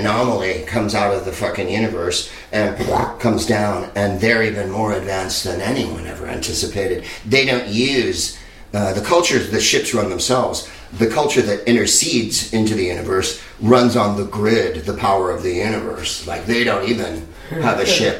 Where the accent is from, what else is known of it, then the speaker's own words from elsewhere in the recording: the Bay Area, California, United States; Marin County, where I'm from the Bay Area